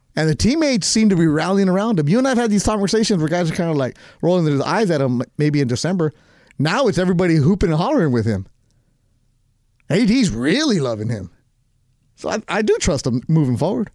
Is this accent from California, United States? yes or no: yes; Carson, California, United States; I grew up in Carson